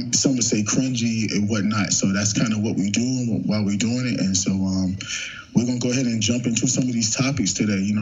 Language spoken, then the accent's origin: English; Long Island, New York, United States; moved away; also born or lived in Greensboro, North Carolina; I'm from Long Island.